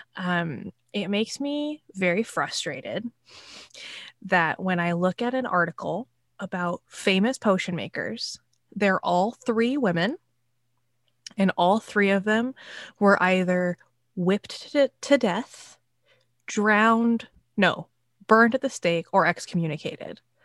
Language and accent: English; Pacific Northwest, United States; I grew up in the Pacific Northwest, and we used to go on field trips down to the Sound